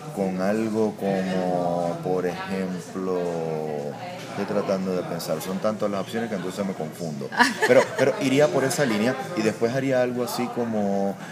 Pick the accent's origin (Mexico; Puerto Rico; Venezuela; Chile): Puerto Rico; soy puertorriqueño